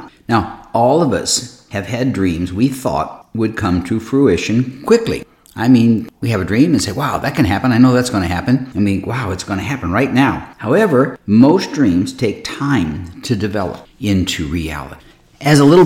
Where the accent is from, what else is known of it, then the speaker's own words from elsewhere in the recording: Akron, Ohio, United States; I was born in Akron, Ohio